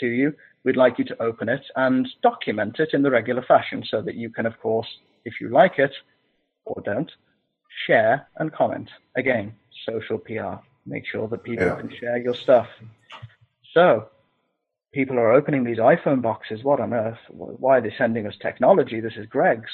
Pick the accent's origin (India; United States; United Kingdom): United Kingdom; Scotland; I'm a Scottish heathen